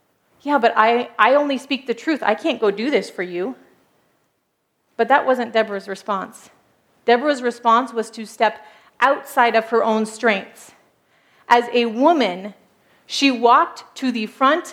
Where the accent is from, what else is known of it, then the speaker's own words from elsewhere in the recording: United States; moved away as an adult; now in Turkey; I grew up as an American